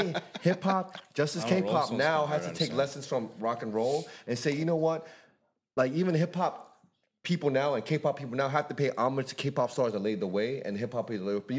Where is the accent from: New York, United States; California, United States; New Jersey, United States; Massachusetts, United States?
New York, United States; Brooklyn; especially growing up in Brooklyn. I remember in Brooklyn there was a period when everyone came to school with.